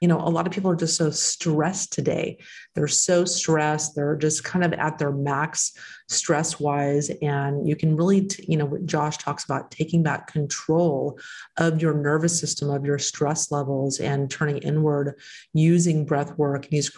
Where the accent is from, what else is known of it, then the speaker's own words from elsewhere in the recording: Texas, United States; And that's my home state. That's where I'm from, Texas. I'm from there.